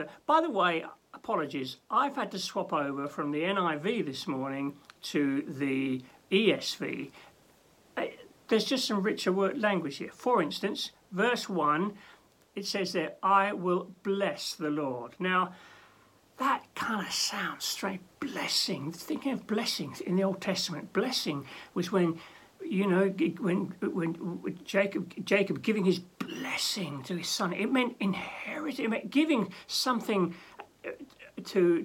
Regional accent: London, United Kingdom; now in Norwich, United Kingdom; When I was growing up in London

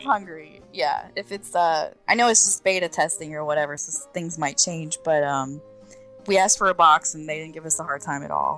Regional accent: Orlando, Florida, United States; I'm born and raised in Orlando, Florida

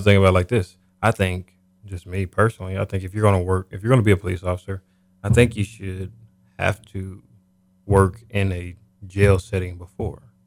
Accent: Topeka, Kansas, United States; I'm originally from Topeka. Okay. Kansas.

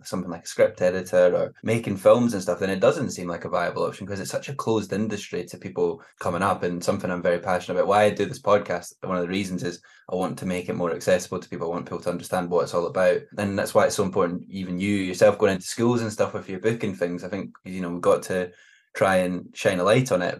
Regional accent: Glenrothes, Scotland, United Kingdom; moved away; also born or lived in Edinburgh / Glasgow; I'm a fifer, so it's not too far away

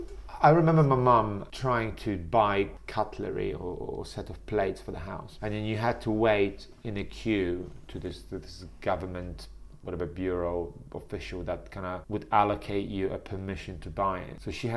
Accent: Warsaw, Masovian Voivodeship, Poland; English is a second language; I was from Warsaw.

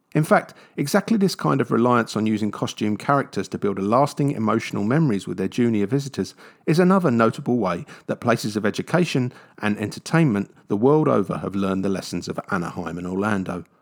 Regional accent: London, United Kingdom; I grew up in London

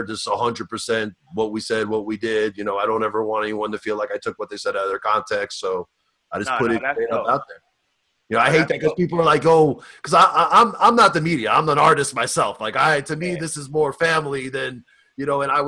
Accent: New York City, New York, United States; also born or lived in Inglewood, California; now in Los Angeles, United States; I'm from Staten Island

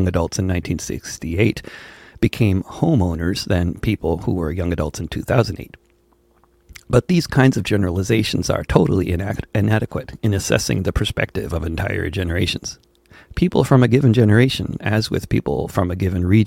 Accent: Wilton, United States; Growing up in Wilton

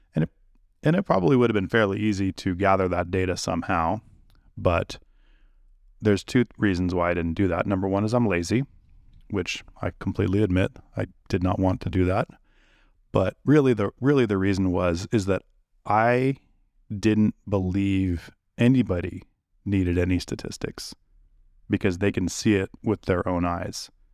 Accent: California, United States; I'm from California

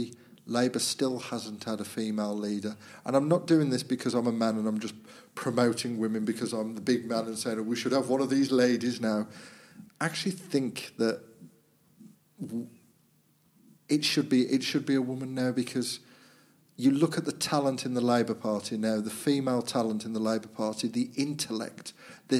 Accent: Walsall, West Midlands, United Kingdom; being from Walsall, we like to claim we're Brummies

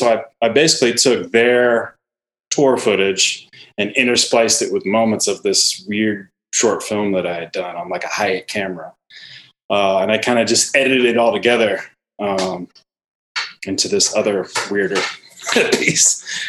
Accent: Richmond, Virginia, United States; moved away as an adult; now in Los Angeles, United States; Probably like 12, 13 years or so, but I'm originally from Virginia.

